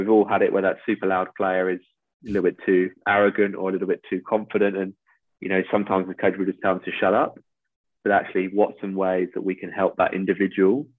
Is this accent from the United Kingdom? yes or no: yes; England, United Kingdom; moved away as an adult; now in Australia; I arrive as an Englishman abroad